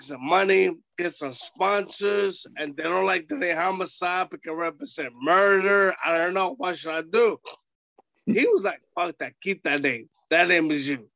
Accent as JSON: {"language": "English", "town": "New York City", "region": "New York", "country": "United States", "tie": "born or raised there", "said": "I beat him at Ring of Honor in New York City because it was my hometown."}